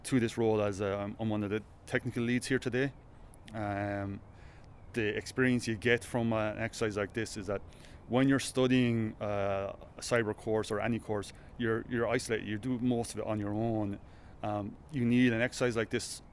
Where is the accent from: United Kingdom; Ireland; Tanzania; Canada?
Ireland; Kilkenny, Leinster; I'm from Kilkenny, I work in DFHQ CIS in Dublin